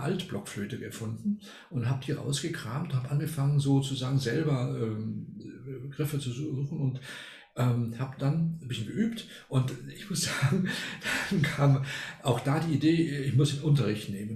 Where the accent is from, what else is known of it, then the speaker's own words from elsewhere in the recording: Argentina; moved away as an adult; now in Germany; ich bin gar nicht in Deutschland geboren oder aufgewachsen, sondern in Argentinien. Mhm. Da war ich bis 19 Jahre